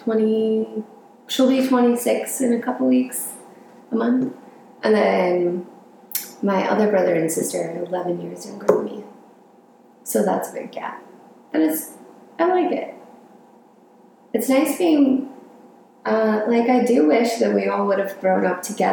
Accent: Colorado, United States; moved away; also born or lived in Southern California; when I was 9, my dad got a job out in Colorado, so we moved there, and I kind of grew up there.

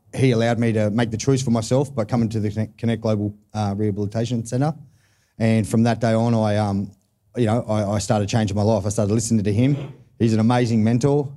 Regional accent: Newcastle, New South Wales, Australia; I'm from Newcastle

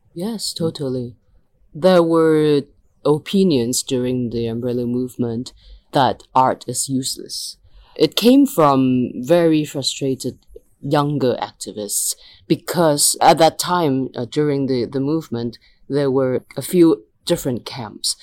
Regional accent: Hong Kong; Hong Kong is a city where we are educated to just be very goal driven

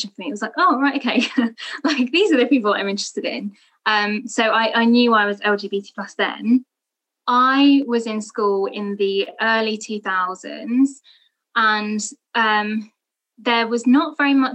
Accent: London, United Kingdom; I am also a British Bangladeshi from London and from a Muslim family

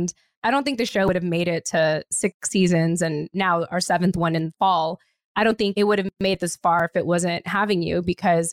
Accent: California, United States; moved away; I'm from California.

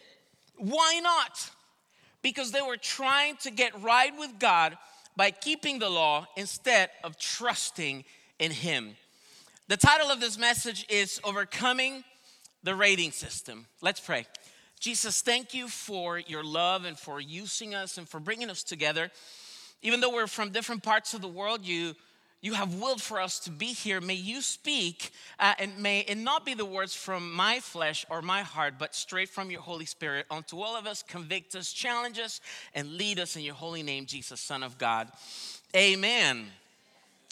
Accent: Venezuela; also born or lived in Colombia; now in United States; I am from Venezuela originally

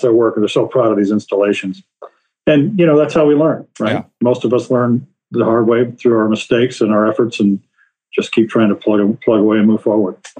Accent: Iowa, United States; moved away as an adult; moved back to my home state of Iowa

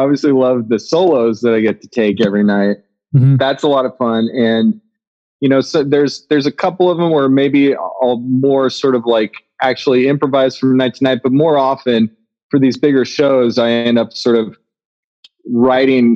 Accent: Nebraska, United States; moved away; one of my friends that I grew up with in Nebraska

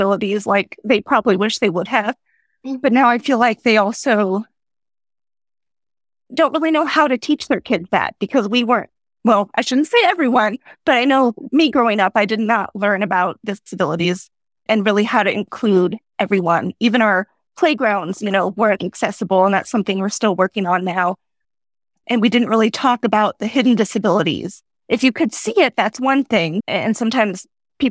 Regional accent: Nebraska, United States; moved away as an adult; I grew up in Nebraska, but I married my high school sweetheart, and he got commissioned into the military. So we have been traveling around the country.

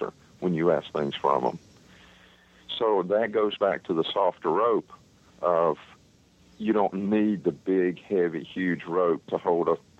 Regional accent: North Carolina, United States; I was raised up here in North Carolina

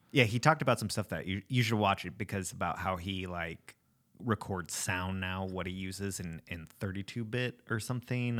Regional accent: Alaska, United States; when you're from Alaska

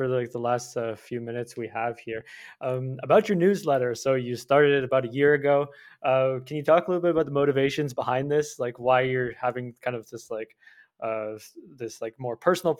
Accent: Canada; So like I'm from Canada, it is very cold even right now

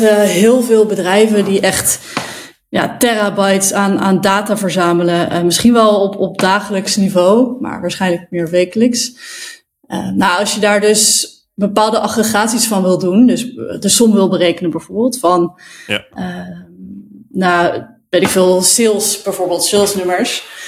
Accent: Zwolle, Overijssel, Netherlands; now in Amsterdam, Netherlands; ik kom uit Zwolle, daar ben ik geboren

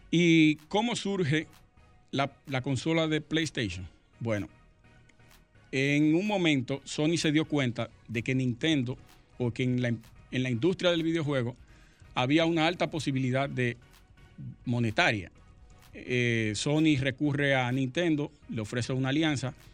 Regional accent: Sosúa, Puerto Plata, Dominican Republic; Sí, nosotros somos de allá de Sosúa.

